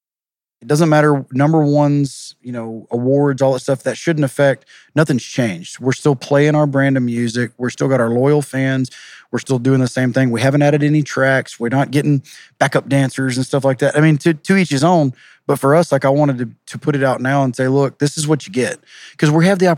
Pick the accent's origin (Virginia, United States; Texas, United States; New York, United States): Texas, United States; Groveton; I was raised in Groveton